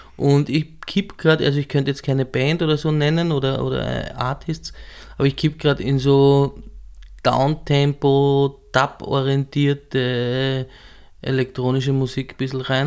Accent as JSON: {"language": "German", "area": "southern Weinviertel", "region": "Lower Austria", "country": "Austria", "tie": "born or raised there", "also_born_or_lived": "Marchfeld", "moved": "as an adult", "lives_now": "Vienna, Austria", "said": "im südlichen Weinviertel bin ich mhm. aufgewachsen"}